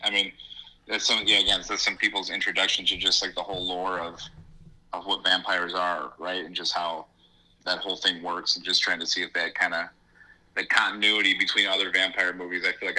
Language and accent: English; Chicago, Illinois, United States; being born and raised in Chicago and lived in Illinois my whole life